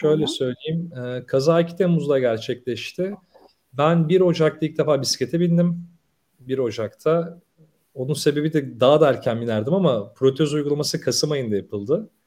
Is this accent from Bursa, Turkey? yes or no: yes; Bursa, Turkey; 29 e, Ekim 1985 Bursa doğumluyum